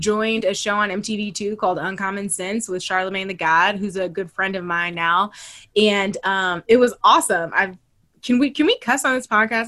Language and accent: English; Toledo, Ohio, United States; moved away; I'm from Ohio. Like I'm from Toledo